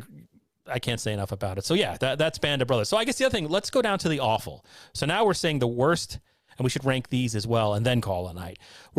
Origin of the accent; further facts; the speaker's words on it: United States; I'm an American.